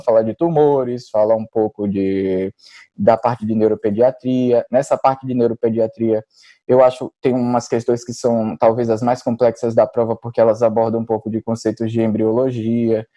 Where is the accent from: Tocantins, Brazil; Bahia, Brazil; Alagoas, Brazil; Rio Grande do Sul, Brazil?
Alagoas, Brazil; Maceió; moved away as an adult; now in São Paulo, Brazil; eu sou natural de Maceió, na verdade. Eu acabei vindo para São Paulo para fazer residência e continuei aqui.